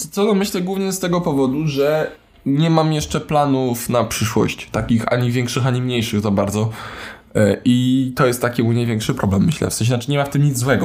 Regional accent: Warsaw, Masovian Voivodeship, Poland; Urodzony w Warszawie, przez większość życia mieszkany w Warszawie

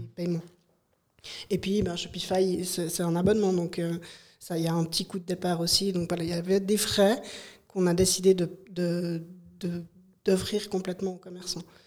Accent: Broye, Fribourg, Switzerland; je viens de la Broye fribourgeoise. Et euh, moi, j'ai fait mes études à Fribourg, en ville de Fribourg

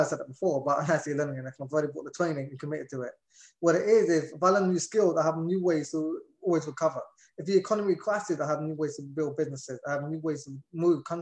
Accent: London, United Kingdom; moved away as an adult; also born or lived in Indiana; now in Florida, United States; I was born and raised in London. And I grew up in London, actually, until I was about 21

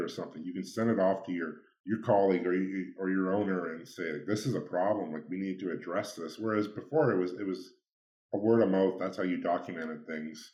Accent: Ridgetown, Ontario, Canada; now in London, Canada; where I grew up in Ridgetown, it was a predominantly white community

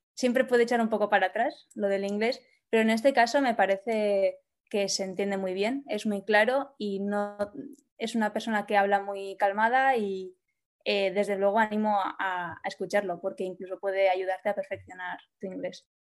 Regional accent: Basque Country, Spain; moved away as an adult; now in Barcelona, Spain; soy del País Vasco y por eso estudié allí

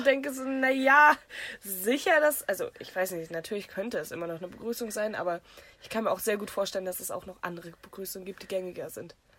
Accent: the North, Northern Germany, Germany; ich komme aus dem Norden

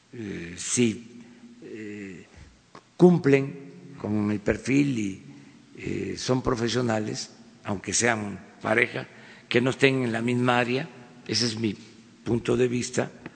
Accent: Mexico; como mexicano

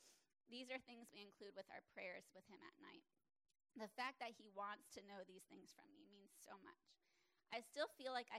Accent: South Florida, United States; Growing up in South Florida

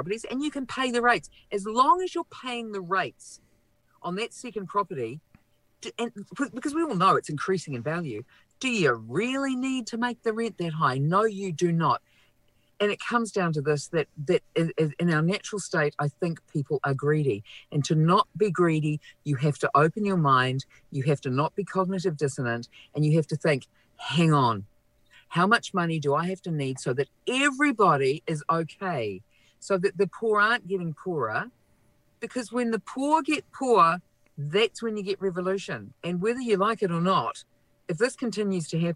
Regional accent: Auckland, New Zealand; now in Wellington, New Zealand; I'm from South Auckland. I'm from Papatoetoe, Otara, South Side

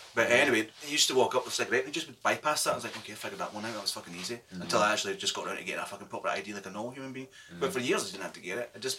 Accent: Irvine, Scotland, United Kingdom; I grew up in Irvine.

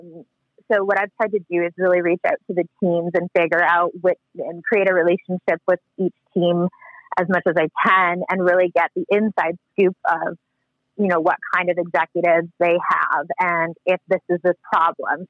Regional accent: Canada; growing up in Canada

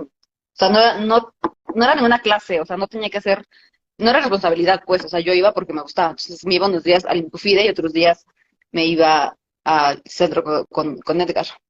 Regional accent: Atlaco, State of Mexico, Mexico; moved away as an adult; also born or lived in Toluca; ahí en Atlaco, mi pueblo

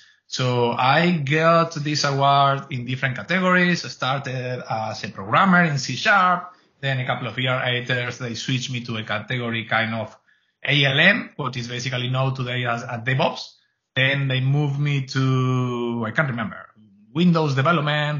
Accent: Argentina; English is a second language; moved away as an adult; also born or lived in Spain; now in Canada; born and raised in Argentina, moved to Spain in the early 2000s and moved to Canada on 5 or 6 years ago

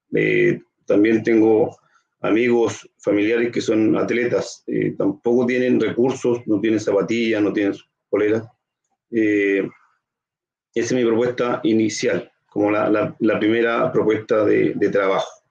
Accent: Concepción, Biobío, Chile; yo soy nacido y criado acá en Concepción

